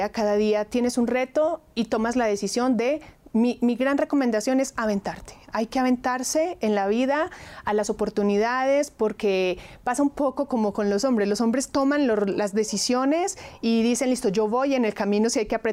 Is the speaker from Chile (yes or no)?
no; Colombia; now in Mexico; eso a mí como colombiana es lo que más me encanta. Yo desde el día uno me enamoré de las tradiciones, de la cultura, de la, comida, entonces pues creo que soy eh, colombiana de corazón, pero mi alma ya es